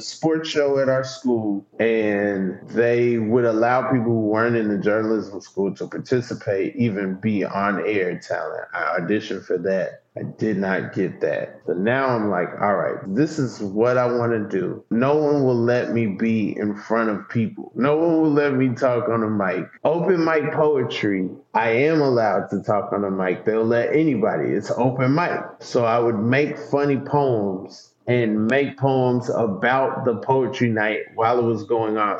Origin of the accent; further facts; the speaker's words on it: Atlanta, Georgia, United States; moved away as an adult; now in New York, United States; My address, you know, if I if I show you my ID, it would say Atlanta. That's totally different. I go to Atlanta public schools.